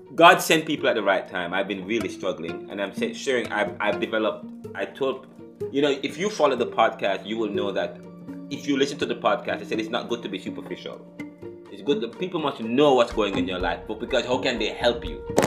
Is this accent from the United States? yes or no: yes; United States; I'm an American